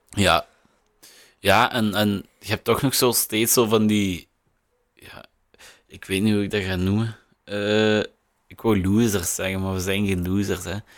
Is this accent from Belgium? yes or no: yes; Limburg, Flanders, Belgium; als Limburger